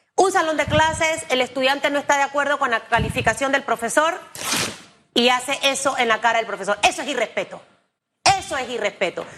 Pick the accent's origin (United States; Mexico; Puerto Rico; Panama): Panama; yo como panameña